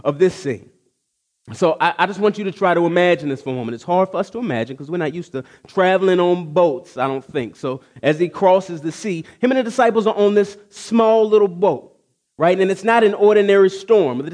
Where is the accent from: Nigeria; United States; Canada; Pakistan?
United States; Texas; I grew up in Texas